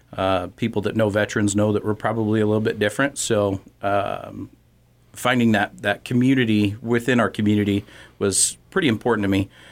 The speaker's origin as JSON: {"language": "English", "town": "Torrington", "region": "Wyoming", "country": "United States", "tie": "born or raised there", "said": "I grew up in Torrington"}